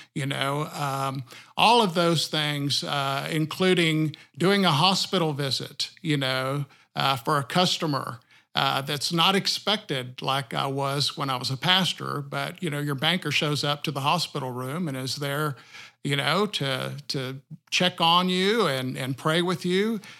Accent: sixty miles south of Austin, rural Texas, United States; now in Siloam Springs, United States; I was born in Austin, uh, Texas, and then raised sixty miles south of Austin in a rural community

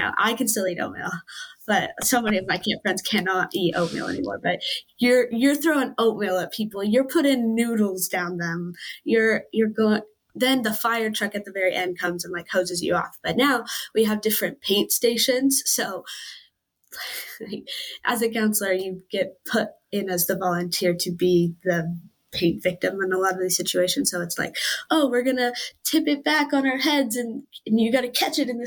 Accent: East Wenatchee, Washington, United States; I'm from East Wenatchee

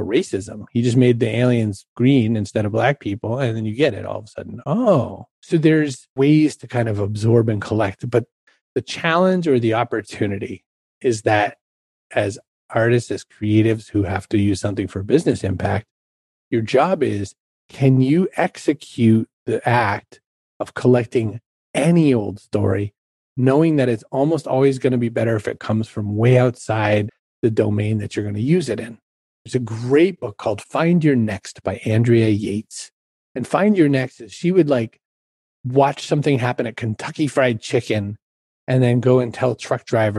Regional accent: Ireland; I'm Irish

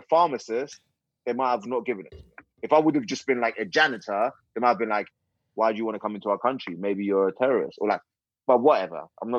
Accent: England, United Kingdom; also born or lived in Iran; So I was born in Iran, moved to England when I was like 10, got a British passport.

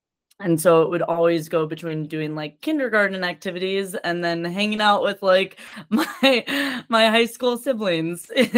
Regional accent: Verona, Wisconsin, United States; also born or lived in Madison, Wisconsin; I was born in Madison, Wisconsin, and I grew up in the suburbs in a little town, a fair town we'll call Verona. Which is the name.

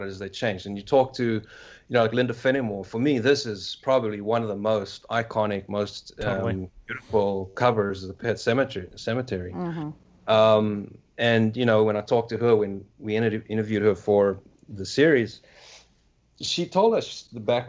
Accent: South Africa; moved away as an adult; I'm from South Africa, so I was still in South Africa at this time.

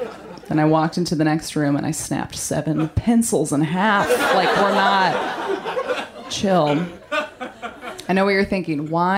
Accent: Maine, United States; No, Maine. I'm from Maine.

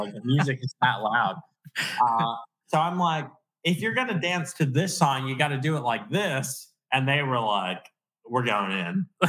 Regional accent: Long Island, New York, United States; I'm from Long Island.

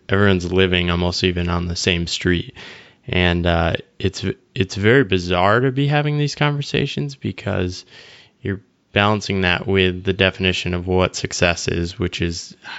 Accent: Connecticut, United States; moved away; a small town I grew up in Connecticut.

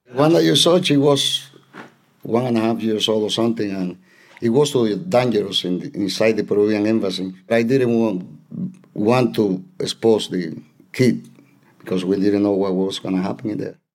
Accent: Cuba; moved away as an adult; also born or lived in Atlanta, United States

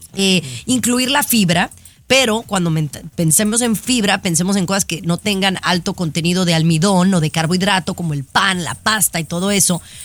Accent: Mexico; es mi gente porque soy mexicana

